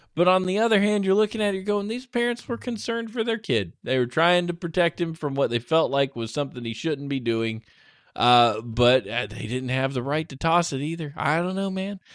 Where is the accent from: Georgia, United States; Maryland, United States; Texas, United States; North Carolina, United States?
Georgia, United States; I grew up in Georgia